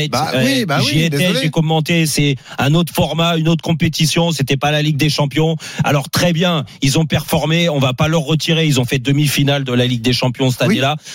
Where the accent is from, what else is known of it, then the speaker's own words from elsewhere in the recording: France; En tant que Français, je suis pas supporter de Rennes